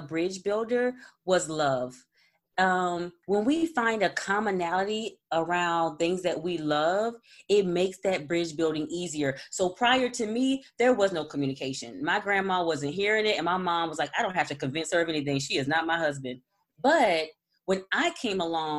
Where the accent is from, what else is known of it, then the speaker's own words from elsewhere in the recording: Jamaica; in Jamaica, you know, we speak English, but there's an accent and then there's a dialect